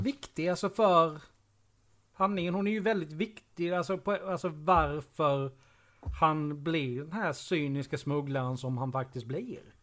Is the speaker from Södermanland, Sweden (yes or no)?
no; Karlshamn, Blekinge, Sweden; 4 kilometer utanför eh, Karlshamn där jag växte upp.